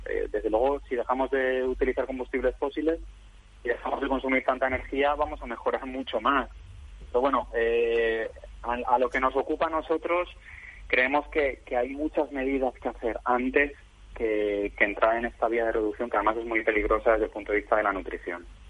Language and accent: Spanish; Valencian Community, Spain; siendo valenciano